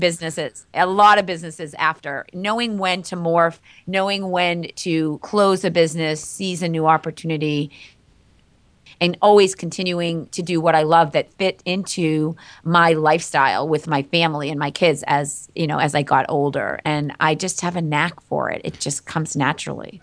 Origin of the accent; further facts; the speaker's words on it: Andover, Massachusetts, United States; I grew up in Andover, Massachusetts.